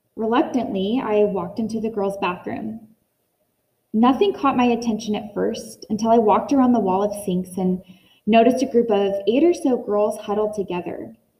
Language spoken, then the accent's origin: English; Northern California, United States; Growing up in Northern California